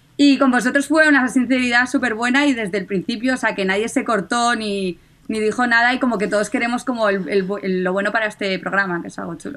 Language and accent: Spanish; Catalonia, Spain; como buena catalana